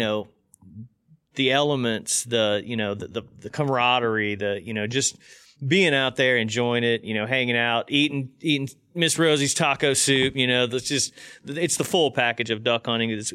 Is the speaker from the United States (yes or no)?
yes; Indiana, United States; moved away; I came from growing up in Indiana and then moving down here